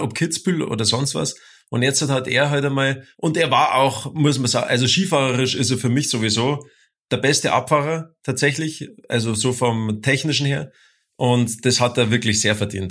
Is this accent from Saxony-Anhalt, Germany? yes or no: no; Bavaria, Germany; Der Bernd und ich, wir kommen ja aus Bayern